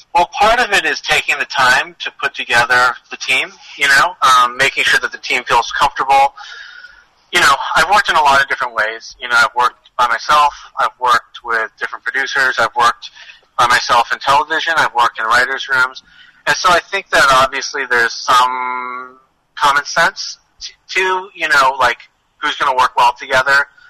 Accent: outside of Boston, Massachusetts, United States; I grew up outside of Boston

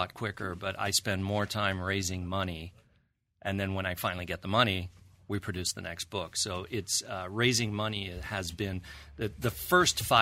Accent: Tehran, Tehran Province, Iran; moved away; I was born in Iran. I grew up in Iran

